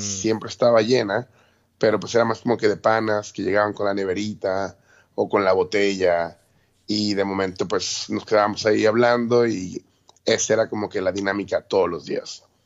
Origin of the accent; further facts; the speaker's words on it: Mexico City, Mexico; moved away as an adult; now in Puerto Rico; yo soy de la Ciudad de México